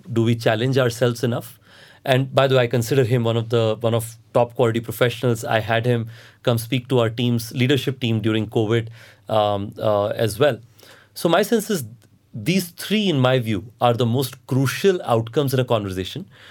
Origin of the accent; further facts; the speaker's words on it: Andhra Pradesh–Odisha border, India; moved away; I grew up in Andhra, Odisha border